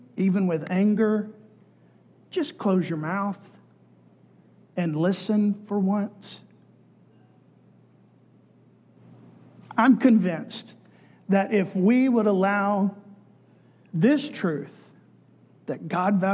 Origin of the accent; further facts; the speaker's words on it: Texas, United States; Growing up in Texas, it was part of being a Texan that you supported capital punishment